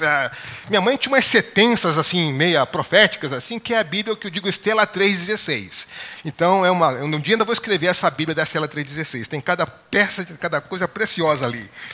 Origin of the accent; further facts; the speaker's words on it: Baixada Fluminense, Rio de Janeiro, Brazil; eu cresci na Baixada Fluminense, no Rio de Janeiro